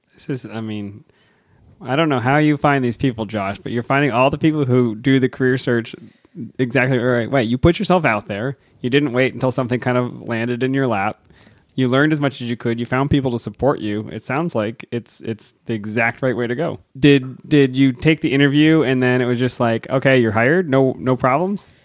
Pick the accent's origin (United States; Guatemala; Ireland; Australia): United States; Erie, Pennsylvania; growing up near Erie, Pennsylvania